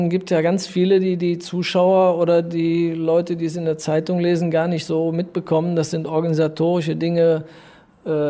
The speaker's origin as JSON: {"language": "German", "town": "Düren", "region": "North Rhine-Westphalia", "country": "Germany", "tie": "born or raised there", "said": "Es ist meine Heimatstadt, ich bin hier aufgewachsen. Äh, ich liebe die Art der Menschen hier, also das bezieht sich aufs Rheinland, äh, aber eben in dem Fall auf Düren."}